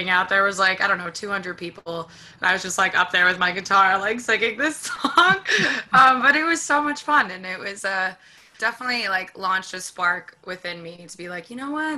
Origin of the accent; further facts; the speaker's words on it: New York City, New York, United States; I live in Washington Heights, I grew up here